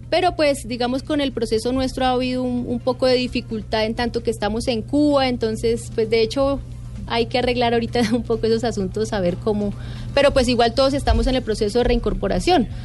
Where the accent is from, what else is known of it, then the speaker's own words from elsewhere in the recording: Colombia; somos la delegación colombiana y entonces como es una escuela donde van alrededor de 150 países diferentes, y nosotros somos la delegación colombiana